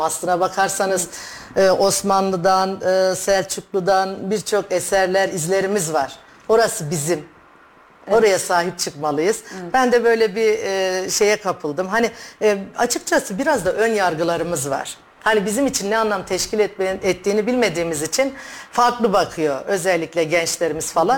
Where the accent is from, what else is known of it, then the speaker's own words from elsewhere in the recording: Gaziantep, Turkey; moved away as an adult; also born or lived in Istanbul; now in Kayseri, Turkey; Gaziantep doğumluyum. Hı hı. İlk orta ve lise tahsilimi Gaziantep'te tamamladım.